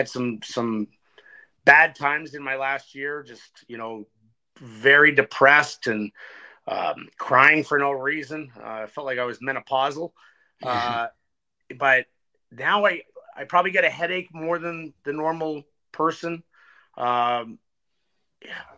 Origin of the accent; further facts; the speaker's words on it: Ottawa, Ontario, Canada; from Ottawa, Ontario